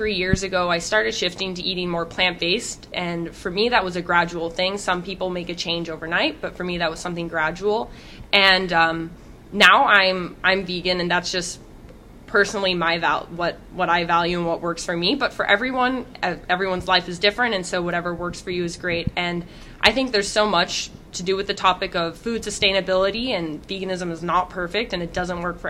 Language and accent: English; Santa Cruz, California, United States; moved away as an adult; now in Boston, United States; I grew up in Santa Cruz, California